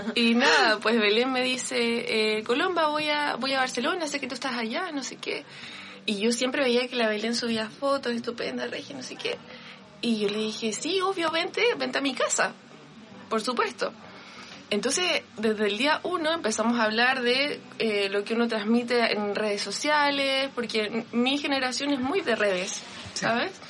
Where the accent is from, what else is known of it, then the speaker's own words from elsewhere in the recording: Vallenar, Atacama, Chile; moved away; yo nací en Vallenar y en Vallenar es una ciudad muy pequeña donde cuando había un evento uno iba a la tienda